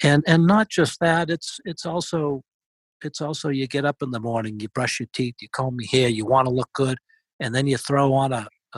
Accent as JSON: {"language": "English", "town": "Boston", "region": "Massachusetts", "country": "United States", "accent": "Boston", "said": "my fabulous Boston accent"}